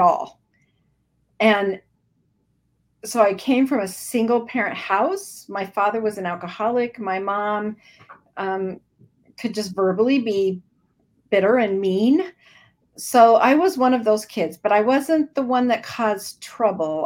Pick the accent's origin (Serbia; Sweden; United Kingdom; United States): United States; Idaho; also born or lived in Washington / southern Minnesota; now in Minnesota, United States; I am in southern Minnesota, um, but I was born and raised in Idaho. Um, lived in Washington for a little while, for about six years, but then my mom moved us back.